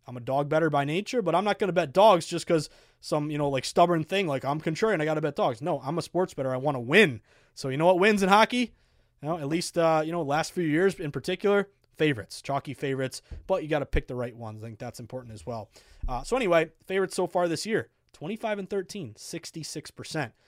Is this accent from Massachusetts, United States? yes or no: yes; Boston, Massachusetts, United States; as a Bostonian